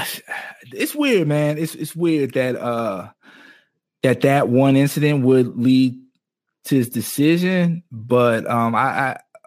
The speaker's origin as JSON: {"language": "English", "region": "Missouri", "country": "United States", "tie": "born or raised there", "said": "us growing up in Missouri"}